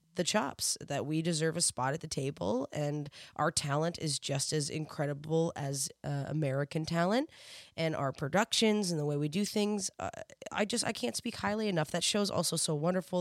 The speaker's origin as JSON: {"language": "English", "country": "Canada", "said": "I'm Canadian."}